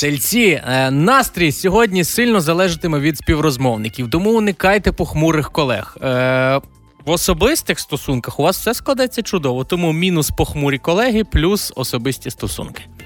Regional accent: Galicia, Ukraine; у нас на Галичині

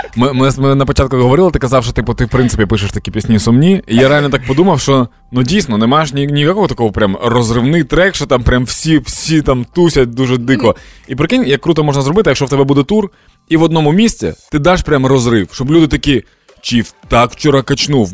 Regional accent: Dnipro, Dnipropetrovsk Oblast, Ukraine; в Дніпрі, в моєму рідному Дніпрі

